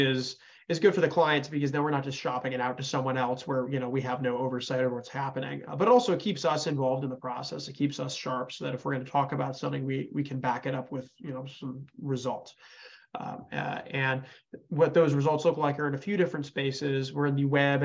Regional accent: Connecticut, United States; now in Houston, United States; I'm from Connecticut originally

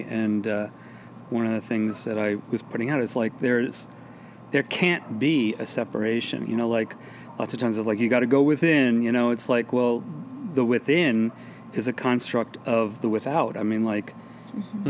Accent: New York City, New York, United States; moved away as an adult; also born or lived in Brooklyn / Hudson Valley / Oregon; now in Tucson, United States; I'm a New Yorker, and that I will always be.

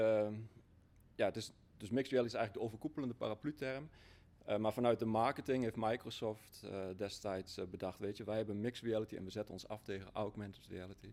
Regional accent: Achterhoek, Gelderland, Netherlands; ik kom uit de Achterhoek, simpele boer uit de Achterhoek

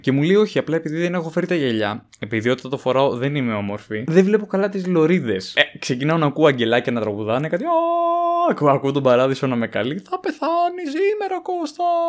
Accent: Paros, South Aegean, Greece; Στο χωριό μου τώρα στην Πάρο

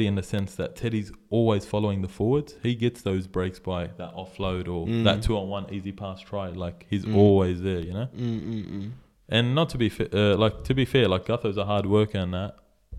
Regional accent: Sydney, New South Wales, Australia; We're from Mountie.

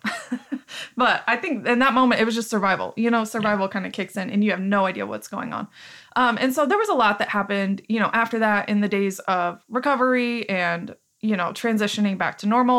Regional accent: Joplin, Missouri, United States; as our identity as people from Joplin

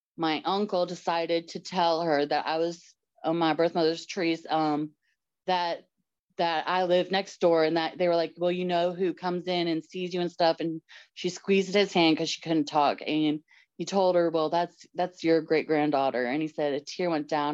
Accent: Georgia, United States; also born or lived in Kentucky; I was born in Kentucky and moved around a little bit as we grew up. My dad worked for IBM. So we didn't even think Georgia would be the resting spot. We just thought it was going to be a quick stop for a couple years and go on, but it ended up being home to us. I was like 7, so it ended up being the home.

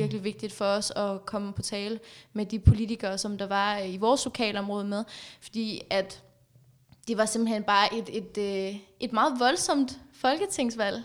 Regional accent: Afghanistan; now in Denmark; jeg kommer fra Afghanistan.

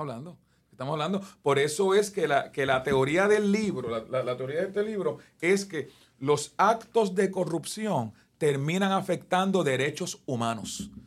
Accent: Guaynabo, Puerto Rico; aquí en Guaynabo, en mi pueblo

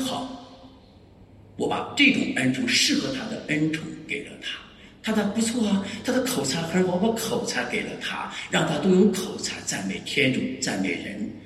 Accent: Hebei, China; 我生在河北

